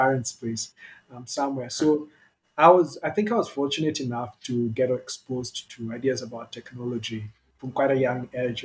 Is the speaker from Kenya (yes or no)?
yes; Kenya; We're all Kenyan born